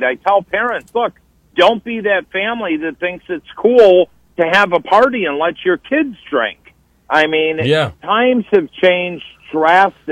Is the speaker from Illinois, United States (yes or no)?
yes; Oswego, Illinois, United States; now in Naperville, United States; My hometown 20 minutes away, Oswego, Illinois